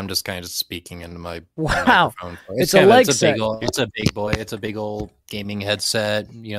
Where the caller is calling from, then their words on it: Colorado Springs, Colorado, United States; I am calling from Colorado.